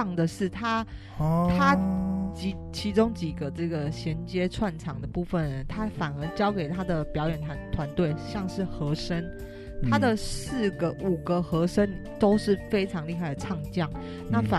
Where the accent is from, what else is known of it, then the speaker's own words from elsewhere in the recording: Taiwan; 就是身为台湾人，我觉得以我们拥有